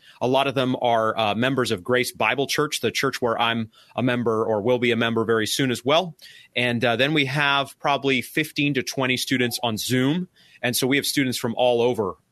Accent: Maine, United States; now in Arkansas, United States; I'm from Maine

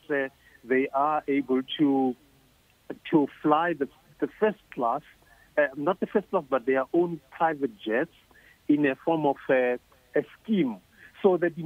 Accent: Mahikeng, North West, South Africa; my hometown in Mafikeng

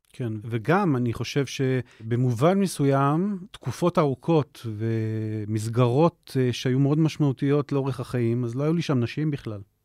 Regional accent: Jerusalem, Jerusalem District, Israel; בירושלים. הילדות הייתה רובה בארמון הנציב, אחר כך uh, בית הכרם

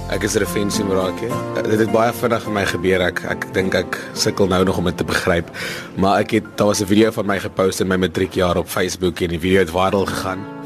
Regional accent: Vereeniging, Gauteng, South Africa; Ek kom van vereniging af, um, so 'n klein dorpie daar in die Transvaal, grens aan die Vrystaat.

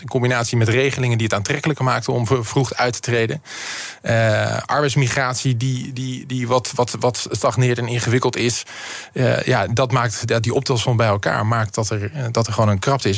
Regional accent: Rotterdam, South Holland, Netherlands; ik ben een echte Rotterdammer

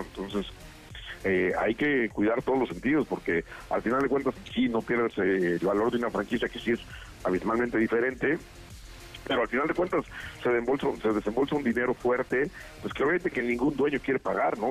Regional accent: Mexico

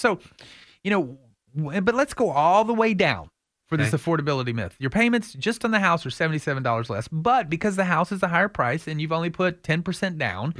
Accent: Austin, Texas, United States; it's hard sometimes because growing up in Austin to think that, you know, downtown homes are going to average $800,000.

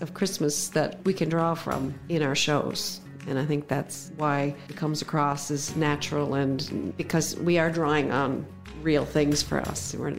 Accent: Cape Breton Island, Nova Scotia, Canada; born or raised there

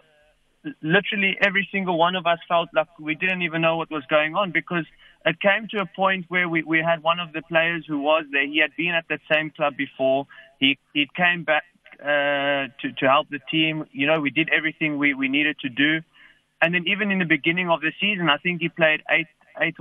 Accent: Cape Town, Western Cape, South Africa; moved away; I was born here from Cape Town, so my family's here

